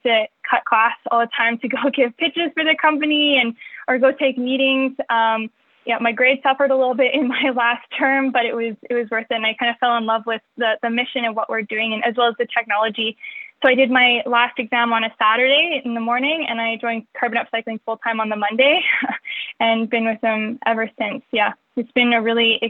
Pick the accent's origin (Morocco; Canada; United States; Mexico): Canada; Calgary, Alberta; I'm born and raised in Calgary, which we're currently located in right now